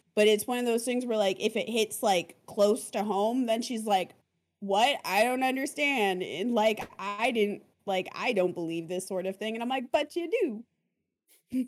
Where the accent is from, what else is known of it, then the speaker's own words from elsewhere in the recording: Arizona, United States; I'm also from Arizona